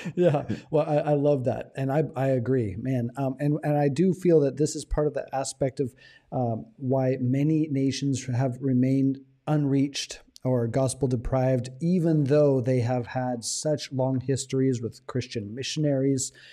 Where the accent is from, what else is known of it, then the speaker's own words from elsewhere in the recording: United States; now in Thailand; as an American